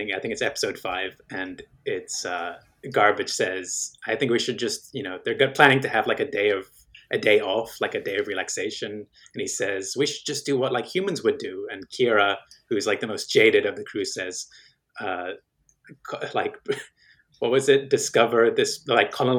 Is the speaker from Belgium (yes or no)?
yes; Belgium; moved away; I grew up in Belgium